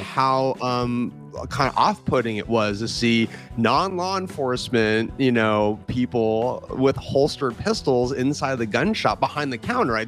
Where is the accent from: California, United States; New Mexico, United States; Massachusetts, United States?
California, United States; I was born in California